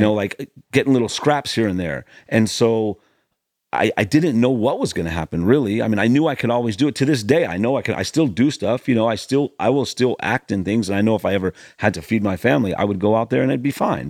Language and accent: English; Los Angeles, California, United States; I grew up in the hills above the Sunset Strip